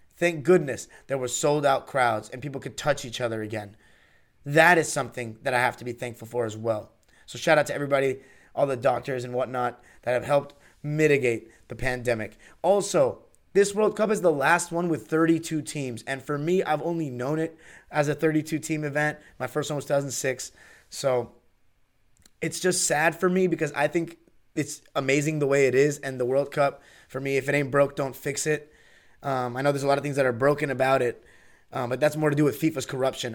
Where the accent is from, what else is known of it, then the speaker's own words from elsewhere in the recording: Los Angeles, California, United States; I am from Los Angeles